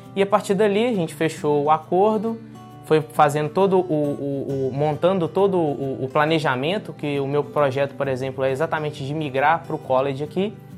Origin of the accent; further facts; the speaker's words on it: Caratinga, Minas Gerais, Brazil; also born or lived in United States; now in Canada; eu vim de Minas Gerais, sou nascido em Caratinga